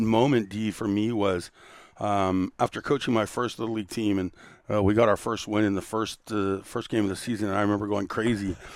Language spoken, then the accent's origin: English; Santa Monica, California, United States; also born or lived in Torrance; Born and raised in Santa Monica, seventh and Hill Street